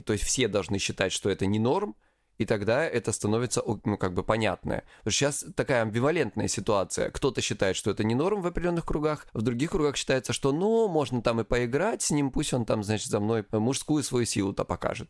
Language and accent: Russian; Krasnodar Krai, Russia; я с Кубани